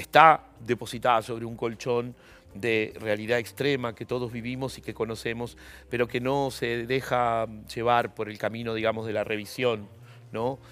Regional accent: Argentina; also born or lived in La Unión, Chile; yo he sido un niño muy argentino, eh, eh, eh, digamos, nací en Chile, pero yo vine cuando tenía cuatro años.

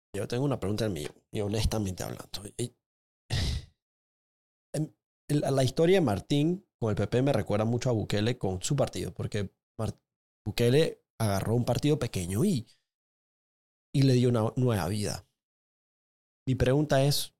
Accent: Panama; como, como panameño

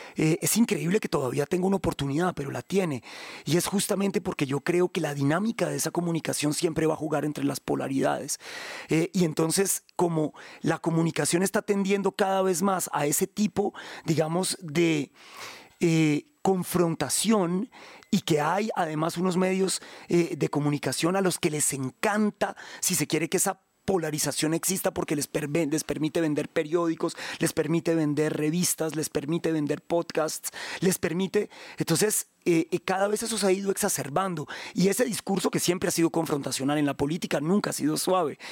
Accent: Bogotá, Colombia; Soy bogotano, claro, nacido, soy más bogotano que Monserrate

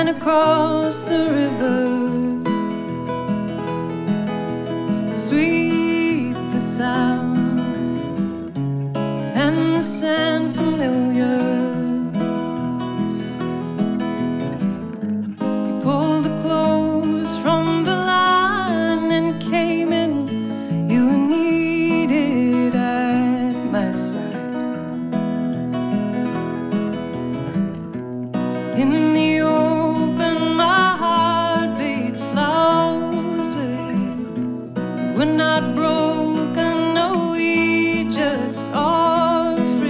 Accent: Louisville, Kentucky, United States; We're both from Louisville, Kentucky, based out of Louisville, Kentucky

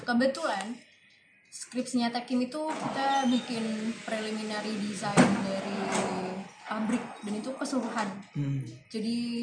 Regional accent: Semarang, Central Java, Indonesia; moved away; Asli Semarang.

